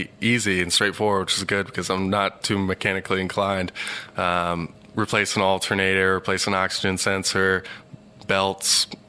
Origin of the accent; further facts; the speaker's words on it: Cincinnati, Ohio, United States; We lived in the suburb of Evendale, just maybe 20 minutes north of downtown.